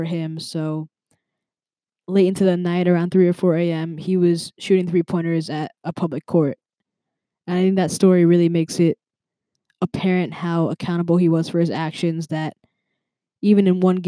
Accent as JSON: {"language": "English", "region": "East Coast", "country": "United States", "tie": "born or raised there", "said": "growing up on the East Coast"}